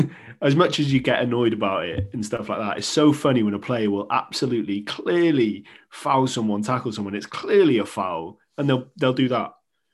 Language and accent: English; Wales, United Kingdom; us being Welsh, know the sort of impact a international manager can have on the side